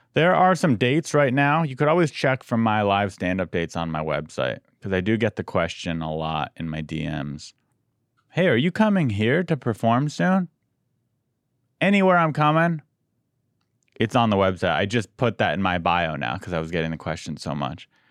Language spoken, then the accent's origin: English; San Diego, California, United States; moved away as an adult; also born or lived in Santa Cruz; now in Los Angeles, United States; I'm from San Diego